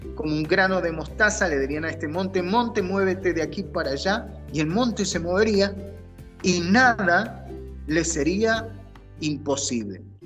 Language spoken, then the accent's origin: Spanish; Argentina; moved away as an adult; now in United States; como decimos en Argentina